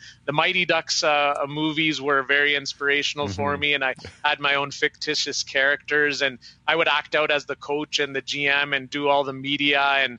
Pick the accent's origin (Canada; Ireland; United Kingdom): Canada; my childhood and my experience growing up in Canada as a visible minority would have been drastically different.